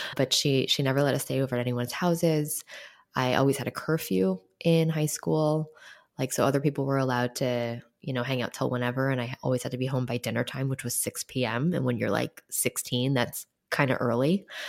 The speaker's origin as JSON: {"language": "English", "town": "New York City", "region": "New York", "country": "United States", "tie": "born or raised there", "said": "I grew up in New York City"}